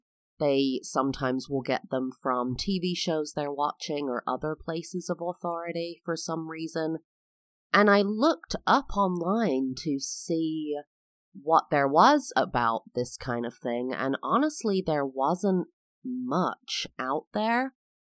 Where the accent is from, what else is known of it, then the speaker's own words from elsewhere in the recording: London, United Kingdom; I am English. I was born and raised in London, England.